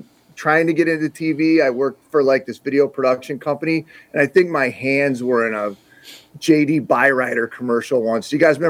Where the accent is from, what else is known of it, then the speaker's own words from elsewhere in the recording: South Dakota, United States; I grew up in small town South Dakota, which I would guess is even a smaller place than where Rudy grew up. My hometown had like 900, or there's debatable, between 900 and 1,000 people living there.